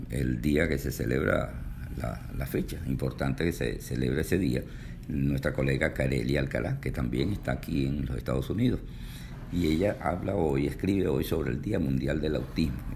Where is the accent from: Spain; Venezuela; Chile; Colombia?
Venezuela; moved away; Yo recuerdo en Venezuela, cuando residía allá en mi país, eh, la gente decía, cuando llegue el dólar a 100 bolívares, bueno, se va a presentar un berenjenal.